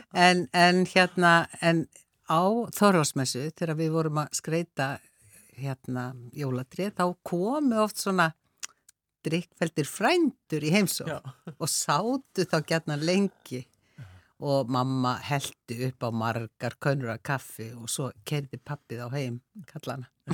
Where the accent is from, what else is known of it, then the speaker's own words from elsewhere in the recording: Reykjavík, Capital Region, Iceland; ég ólst upp á Háalitis, í Háalitiskverfinu, það hétt Háalitsvegur